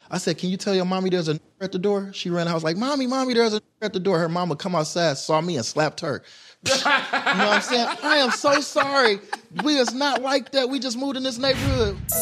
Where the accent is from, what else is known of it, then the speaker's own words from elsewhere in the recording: Detroit, Michigan, United States; growing up in Detroit